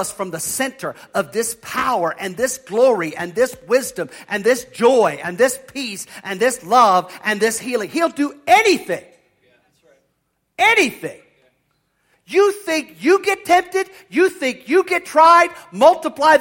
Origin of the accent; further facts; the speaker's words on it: near the Chesapeake, Chesapeake Bay area, United States; I grew up near the Chesapeake